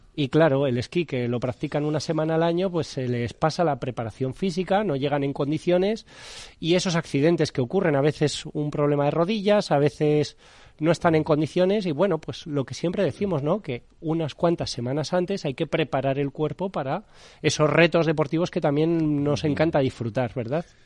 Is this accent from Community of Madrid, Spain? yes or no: yes; Madrid, Community of Madrid, Spain; Los que somos de Madrid